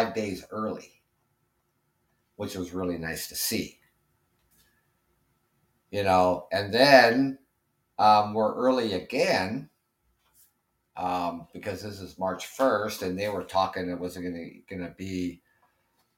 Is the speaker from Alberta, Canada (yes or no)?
no; Ontario, Canada; I'm from Ontario, Canada